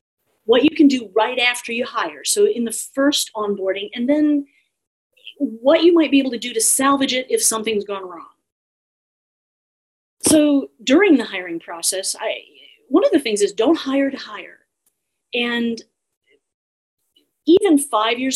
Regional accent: Austin, Texas, United States; in Austin alone, my hometown

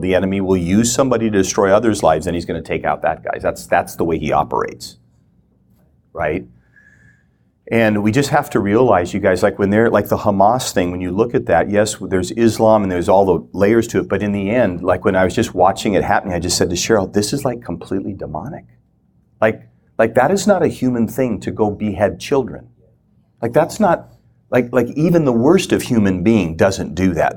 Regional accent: Minnesota, United States; moved away as an adult; also born or lived in Kona, Hawaii; I grew up in the Lutheran Church, Minnesota

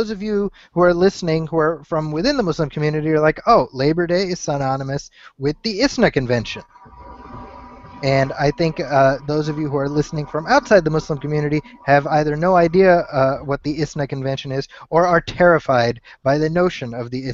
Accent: Chicago, Illinois, United States; moved away; Chicago, which is my hometown. So had I still been living in Chicago

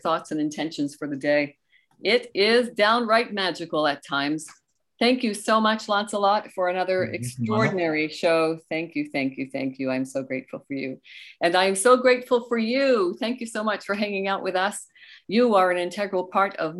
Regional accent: Canada; also born or lived in Goderich, Ontario; we are Canadian

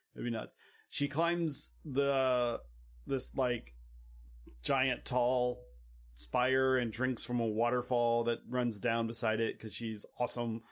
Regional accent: United States; we're American

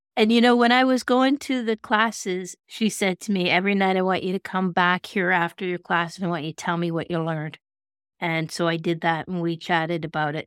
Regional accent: Kelowna, British Columbia, Canada; my hometown of Kelowna

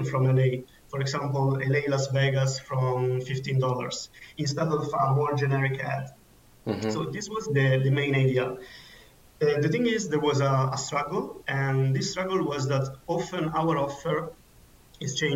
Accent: Milan, Lombardy, Italy; now in Munich, Germany; I come originally from Milan, Italy, and I'm currently living in Munich, Germany.

